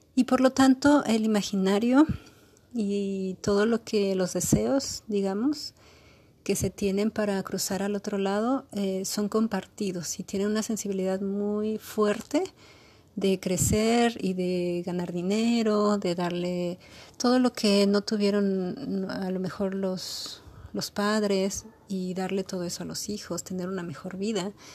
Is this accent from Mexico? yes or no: yes; Mexico; also born or lived in Tijuana; somos mexicanos